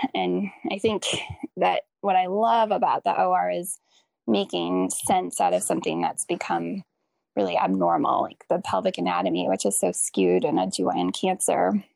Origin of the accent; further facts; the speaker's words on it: Green Bay, Wisconsin, United States; I grew up in Green Bay, Wisconsin